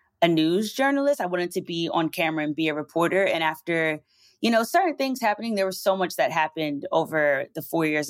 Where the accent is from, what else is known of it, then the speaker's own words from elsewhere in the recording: New Jersey, United States; also born or lived in Maryland; I was actually born in Maryland. I was only there for like 1 or 2 years. I was going to end up in Jersey no matter what